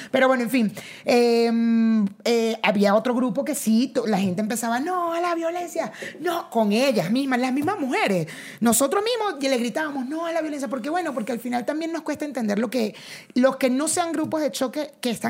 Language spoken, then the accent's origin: Spanish; Mexico; no soy mexicano, pero yo sí.